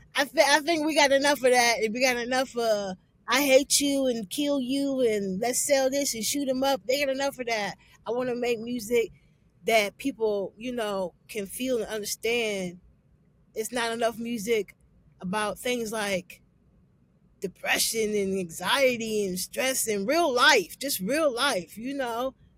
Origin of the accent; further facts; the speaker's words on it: Canton, Ohio, United States; also born or lived in Cleveland; I'm from Canton, but I'm always in Cleveland.